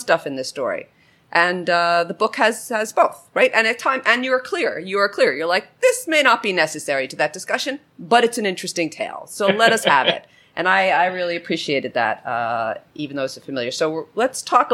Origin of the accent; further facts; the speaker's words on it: New York, United States; As a New Yorker